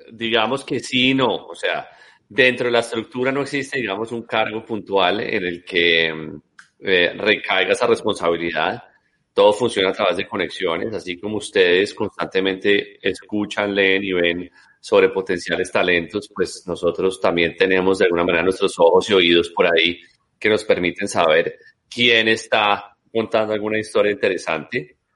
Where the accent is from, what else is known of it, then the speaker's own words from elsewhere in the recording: Colombia; moved away as an adult; yo también pues eh, salí de Colombia hace muchos, muchos años